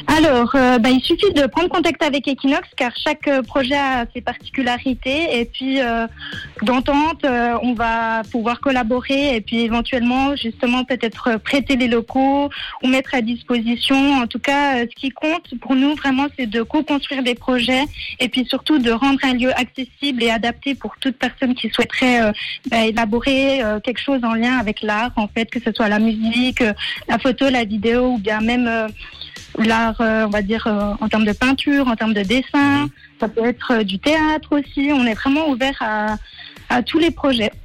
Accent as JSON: {"language": "French", "town": "Delémont", "region": "Jura", "country": "Switzerland", "said": "Je viens du canton du Jura et plus précisément de Delémont"}